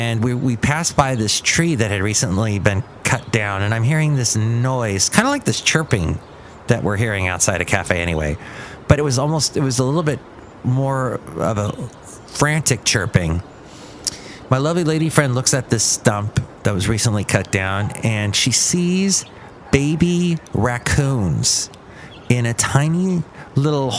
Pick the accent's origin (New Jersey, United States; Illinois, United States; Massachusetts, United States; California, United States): California, United States; Los Angeles; When I grew up in Los Angeles, in this LA area